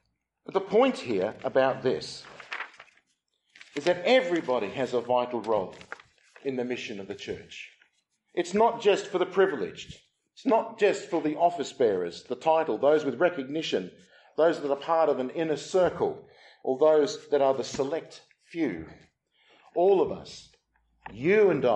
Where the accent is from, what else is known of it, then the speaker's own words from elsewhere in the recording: Australia; now in England; I'm from Australia, my wife's from South Africa